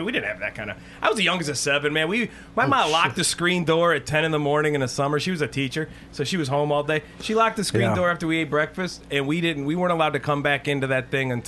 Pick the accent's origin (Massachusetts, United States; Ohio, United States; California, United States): Ohio, United States; Cleveland; I grew up on Lake Erie. My parents' house is on Lake Erie.